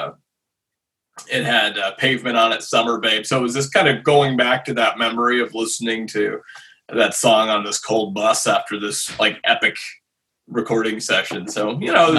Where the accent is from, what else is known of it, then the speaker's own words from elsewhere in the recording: North Dakota, United States; growing up in North Dakota